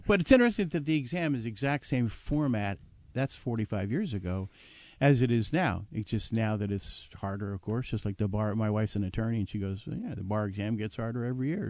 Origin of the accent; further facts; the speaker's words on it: New Jersey, United States; moved away as an adult; also born or lived in California; I grew up in New Jersey